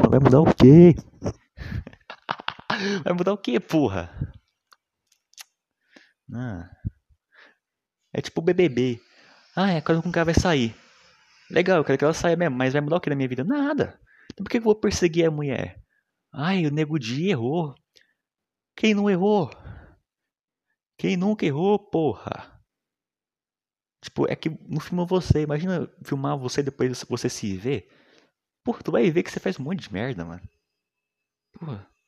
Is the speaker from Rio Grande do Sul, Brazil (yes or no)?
no; Minas Gerais, Brazil; accent: mineiro; Uma vez o nego falou que eu sou engraçado por causa do meu sotaque, mano. Mineiro é foda, né, mano?